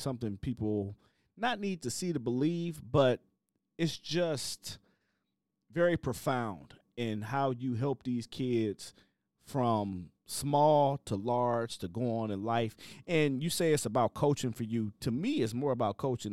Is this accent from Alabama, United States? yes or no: no; Cleveland, Ohio, United States; moved away; also born or lived in Chicago, Illinois; I'm from Cleveland, Ohio. I got to Chicago, Illinois, and I got sent straight to the West Side